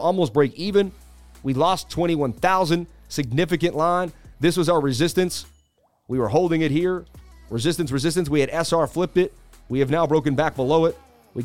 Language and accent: English; Boston, Massachusetts, United States; moved away; also born or lived in New York City; I'm from Boston, baby, but I lived in New York City 20 years